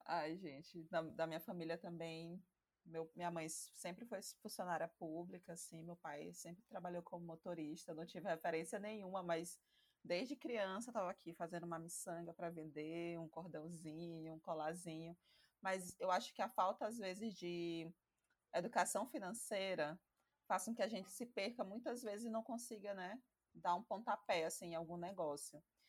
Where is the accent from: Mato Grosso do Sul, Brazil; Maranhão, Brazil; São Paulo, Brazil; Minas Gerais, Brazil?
Maranhão, Brazil; eu sou maranhense